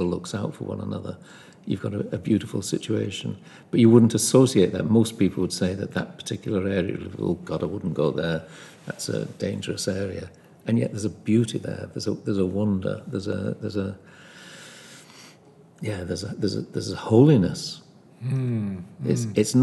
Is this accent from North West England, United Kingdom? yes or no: yes; Liverpool, North West England, United Kingdom; I'm from Liverpool